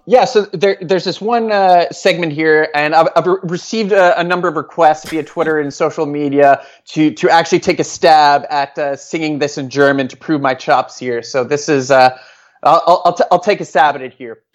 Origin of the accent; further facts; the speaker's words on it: Norway; English is a second language; moved away as an adult; now in Washington, D.C., United States; I'm originally from Norway. Um, I was born there, uh, in nineteen eighty-seven, and, uh, I lived there until, uh, two thousand seven when I moved to the United States